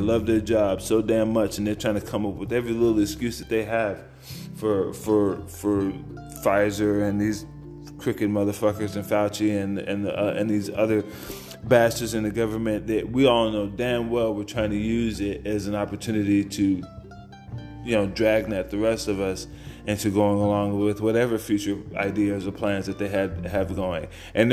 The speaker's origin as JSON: {"language": "English", "town": "San Antonio", "region": "Texas", "country": "United States", "tie": "born or raised there", "said": "Even when I was in high school, growing up in San Antonio"}